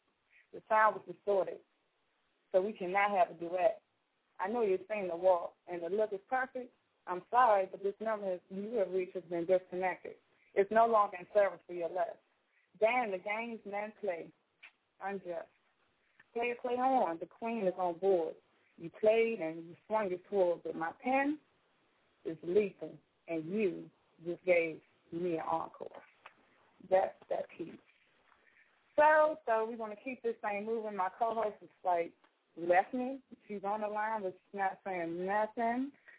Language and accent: English; Washington, District of Columbia, United States; now in Raleigh, United States; living in North Carolina, Raleigh, for about 3 years now. I moved away from the hometown in D.C. And my accent is definitely changing.